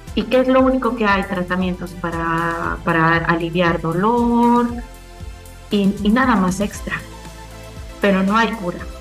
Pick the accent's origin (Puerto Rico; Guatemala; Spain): Guatemala; moved away as an adult; algo que tenemos mucho como guatemaltecos y como gente san carlista es que somos autodidactas